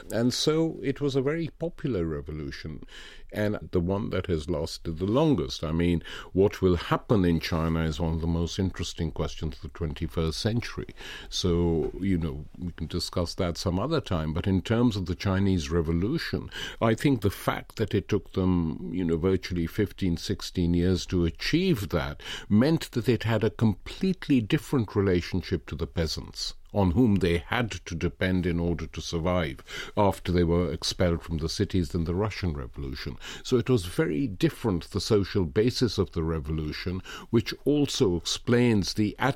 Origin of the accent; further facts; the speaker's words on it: Lahore, Punjab, Pakistan; Growing up in Asia as I was, my first memory of going to a political event was the May Day meeting in Lahore organized by trade unions and the left in 1949